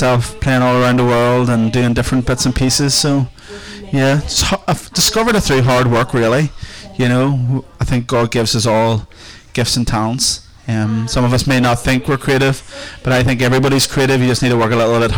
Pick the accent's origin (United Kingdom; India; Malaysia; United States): United Kingdom; a small village outside of Lurgan, Northern Ireland; I am from a small village outside of Lurgan called Marlin